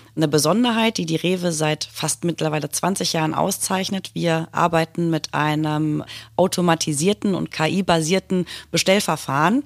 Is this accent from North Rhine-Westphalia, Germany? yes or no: yes; Hattingen, North Rhine-Westphalia, Germany; Ich bin gebürtig aus Hattingen an der Ruhr.